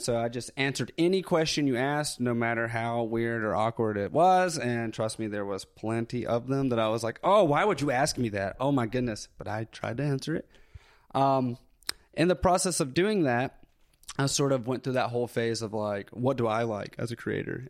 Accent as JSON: {"language": "English", "town": "Tuscumbia", "region": "Alabama", "country": "United States", "tie": "born or raised there", "accent": "Southern", "said": "I grew up in North Alabama, so super small town, uh, where Helen Keller was born, actually. So Tuscumbia, Alabama"}